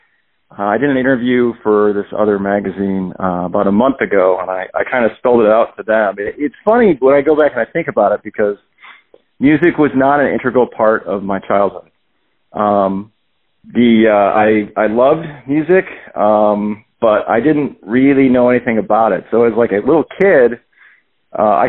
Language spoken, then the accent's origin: English; Richfield, Ohio, United States; also born or lived in Akron, Ohio; I was born and raised in Richfield, Ohio, which is like it's about 30 minutes south of Cleveland